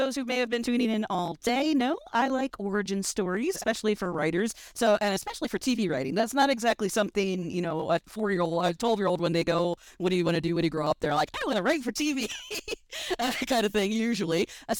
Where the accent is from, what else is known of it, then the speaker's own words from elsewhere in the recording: small town southwest of St. Louis, Missouri, United States; also born or lived in Kansas City; now in Los Angeles, United States; I grew up in a small town about an hour southwest of St. Louis in Missouri.